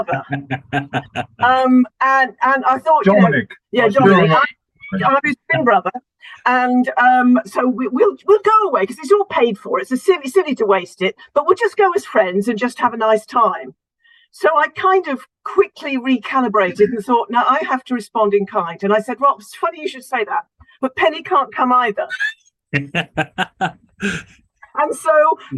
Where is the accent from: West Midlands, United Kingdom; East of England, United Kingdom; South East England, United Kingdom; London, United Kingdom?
West Midlands, United Kingdom; Solihull; moved away as an adult; also born or lived in Huddersfield, Yorkshire; I was born in Solihull, which is Midlands, and then first marriage went up to Yorkshire and spent 15 years in Yorkshire